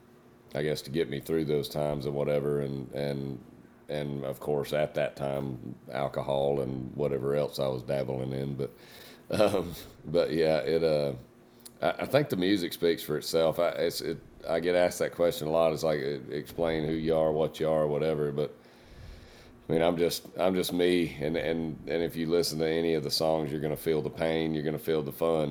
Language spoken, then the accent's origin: English; Jasper, Georgia, United States; I grew up in Jasper, Georgia, but I recently moved about 30 minutes north of there, right up the highway.